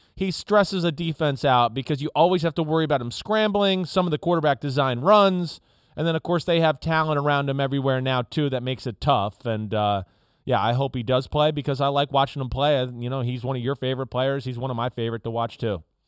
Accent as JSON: {"language": "English", "town": "Newark", "region": "New Jersey", "country": "United States", "tie": "born or raised there", "said": "I grew up in Newark"}